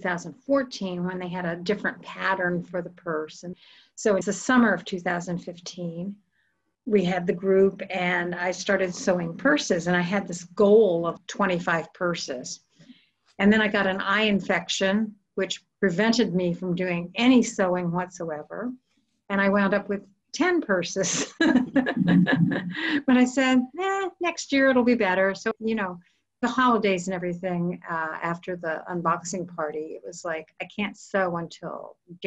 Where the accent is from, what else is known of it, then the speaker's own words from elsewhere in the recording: the Florida Panhandle, United States; moved away as an adult; now in Houston, United States; I grew up in the panhandle of Florida